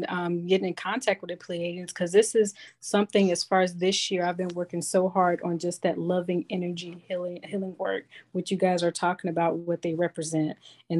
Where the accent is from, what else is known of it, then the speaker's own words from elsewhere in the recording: the South, United States; I grew up in the South